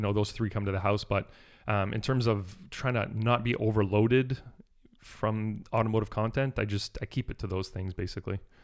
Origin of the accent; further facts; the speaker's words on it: New Brunswick, Canada; also born or lived in Toronto, Canada; I was born in Toronto, but we moved down east to New Brunswick when I was about eleven or twelve years old